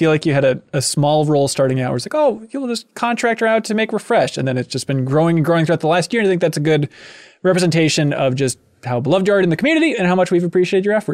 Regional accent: Yorkshire and the Humber, United Kingdom; now in London, United Kingdom; Spent more time than a month in London after growing up in Yorkshire and haven't seen the sea in a long time.

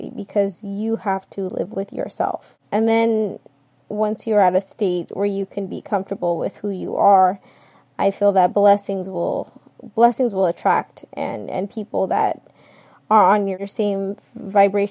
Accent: California, United States; born and raised in California

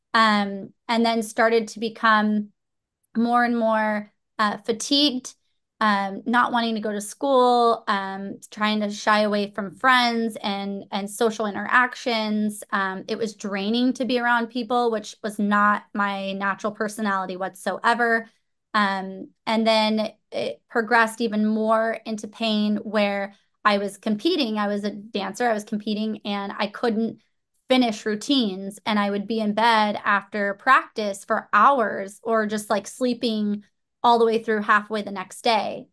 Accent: Orange County, Southern California, United States; I grew up in Southern California, Orange County, my whole life, so I have never really left

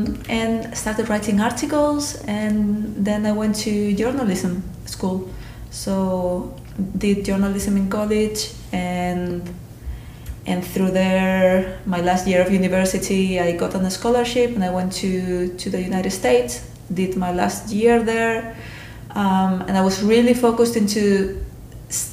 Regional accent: Spain; moved away; I'm from Spain originally

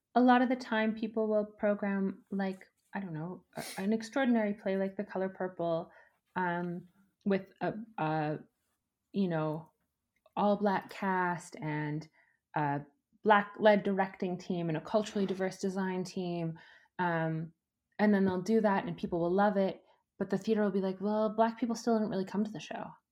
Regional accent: Edmonton, Alberta, Canada; I grew up in Edmonton

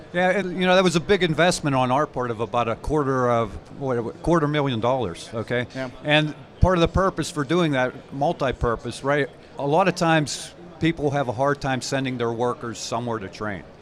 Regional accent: Pittsburgh, Pennsylvania, United States; I'm a Pittsburgh-based person. I grew up in Pittsburgh

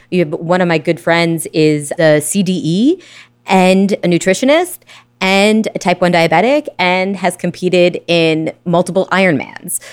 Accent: Brooklyn, New York, United States; Born and raised in Brooklyn

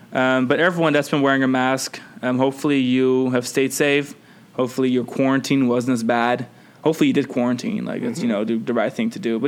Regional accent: Netherlands; I'm from the Netherlands, yeah.

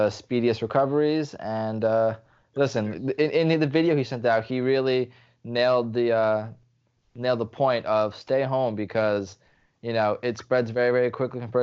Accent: Lviv, Lviv Oblast, Ukraine; moved away; It's from my hometown

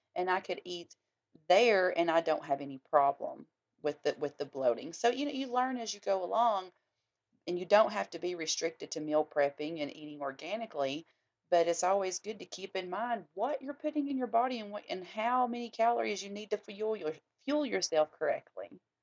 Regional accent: the South, United States; we are all, yeah, Southern

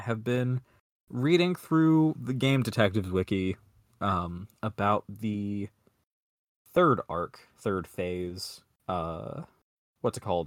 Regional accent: Atlanta, Georgia, United States; now in Maryland, United States; growing up in Atlanta

